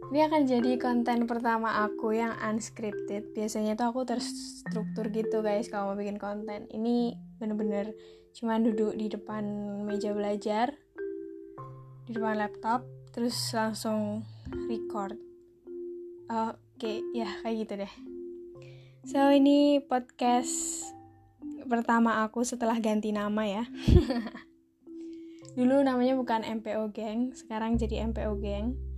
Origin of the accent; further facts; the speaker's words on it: Java, Indonesia; accent: medok (Javanese-accented); medok nih kan aku kan medok